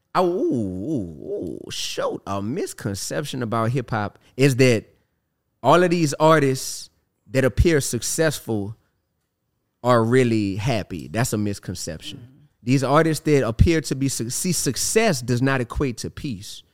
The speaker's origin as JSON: {"language": "English", "town": "New Orleans", "region": "Louisiana", "country": "United States", "said": "I'm from New Orleans"}